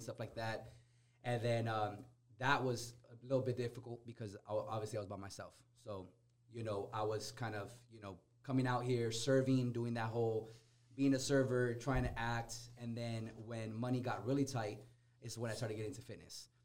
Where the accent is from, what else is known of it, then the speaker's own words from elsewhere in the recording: Corona, United States; growing up in Corona, I could I could tell you there's very very few people that know how to dance bachata y salsa.